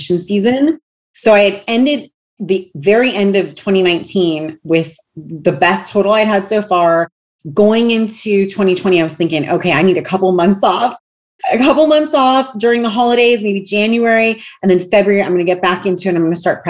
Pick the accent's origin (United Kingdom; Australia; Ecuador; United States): United States; I'm an American